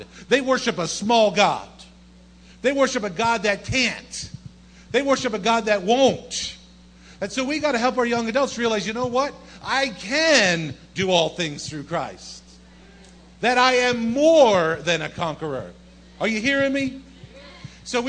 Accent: New Jersey, United States; moved away as an adult; also born or lived in Bronx, New York; born and raised in South Jersey

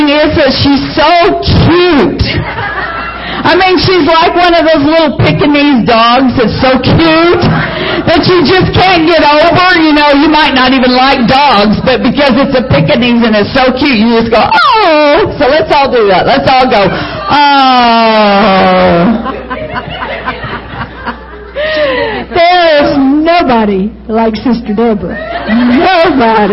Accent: United States; also born or lived in Arkansas / Texas; now in Oklahoma, United States; I'm from Arkansas and Texas

